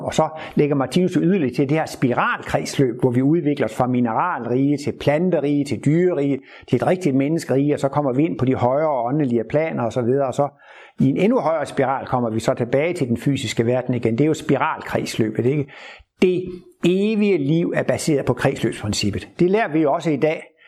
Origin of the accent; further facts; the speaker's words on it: Horsens, Central Denmark Region, Denmark; moved away; der, hvor jeg kommer fra, nede ved Horsensegn som barn